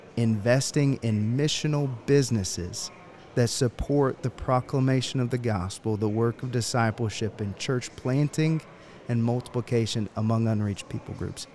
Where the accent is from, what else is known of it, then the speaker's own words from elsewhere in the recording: Georgia, United States; I'm from Georgia. I wear boots. My family grows peaches.